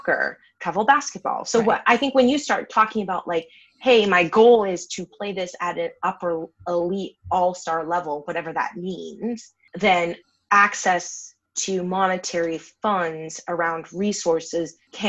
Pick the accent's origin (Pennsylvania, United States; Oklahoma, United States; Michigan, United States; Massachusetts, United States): Massachusetts, United States; I'm from Massachusetts, but I don't have a Massachusetts accent, thank God.